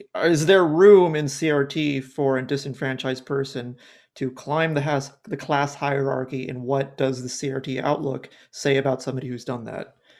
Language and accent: English; Southern California, United States; I grew up in Southern California